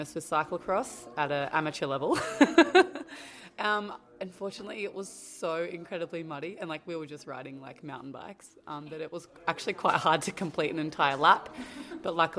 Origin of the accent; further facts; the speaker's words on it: Australia; moved away as an adult; now in Andorra; I am Australian